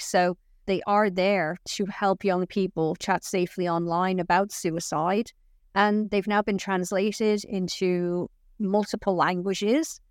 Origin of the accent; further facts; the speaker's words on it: Dublin, Leinster, Ireland; also born or lived in Florida / Wales; now in England; I'm originally from Dublin, so it's not that big of a leap for me to move from Florida to Wales.